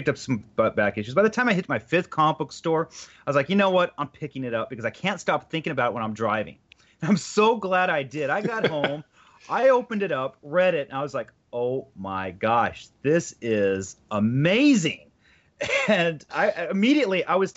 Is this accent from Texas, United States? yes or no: no; the Valley, California, United States; a Californian person myself from the Valley